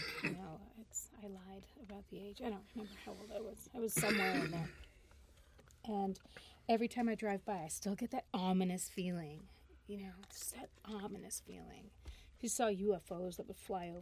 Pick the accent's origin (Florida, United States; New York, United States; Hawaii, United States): New York, United States; Geneseo; moved away; I grew up in Geneseo for a few years